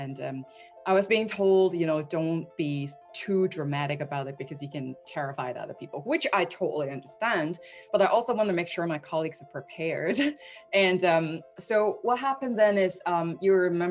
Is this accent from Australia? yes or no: no; Hong Kong; moved away as an adult; also born or lived in London; now in New York, United States; I was born and raised in Hong Kong for the first 2.5 decades. I lived there. Then moved to London to build my career